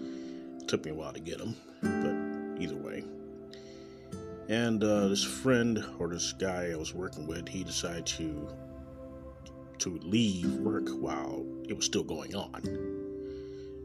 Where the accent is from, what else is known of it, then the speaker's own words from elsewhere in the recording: Kansas City, Missouri, United States; Coming live right from Kansas City, Missouri, my hometown.